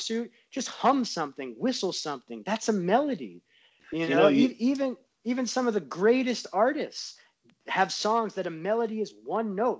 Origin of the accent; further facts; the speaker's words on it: New York, United States; now in Southern California, United States; I'm from New York, so it's like you never pump on the brakes. So it's that New Yorker is still in me, even out in Southern California